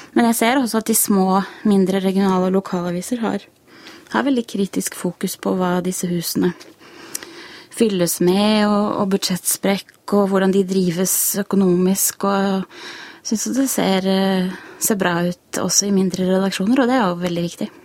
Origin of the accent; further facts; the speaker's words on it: Iceland; now in Norway; jeg er jo islandsk og leser islandske aviser